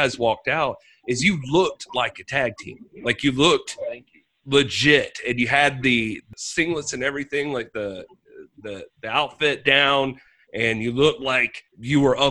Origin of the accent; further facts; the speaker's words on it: Greenville, South Carolina, United States; we're both from Greenville, South Carolina